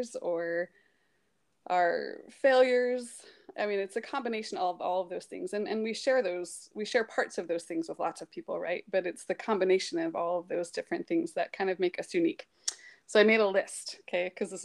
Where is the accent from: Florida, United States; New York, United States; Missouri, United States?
Missouri, United States; St. Louis; moved away as an adult; also born or lived in American Fork, Utah / Pleasant Grove, Utah / Provo, Utah / Zimbabwe; I grew up in St. Louis, Missouri